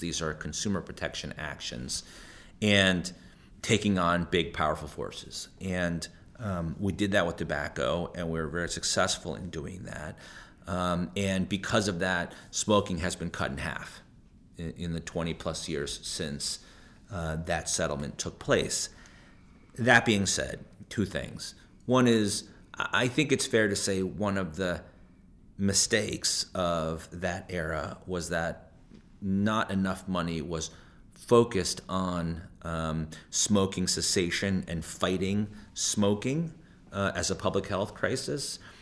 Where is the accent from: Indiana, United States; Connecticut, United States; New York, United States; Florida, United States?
Connecticut, United States; Hartford; I was born and raised in the Hartford area